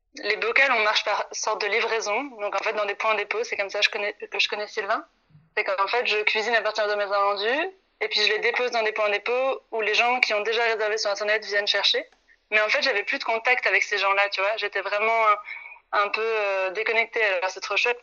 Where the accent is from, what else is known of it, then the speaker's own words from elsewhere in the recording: France; moved away as an adult; now in Brussels, Belgium; Je suis une Française qui est arrivée là il y a cinq ans